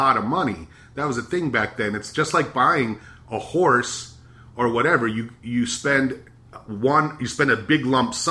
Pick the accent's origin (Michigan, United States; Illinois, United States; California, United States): Michigan, United States; growing up in Michigan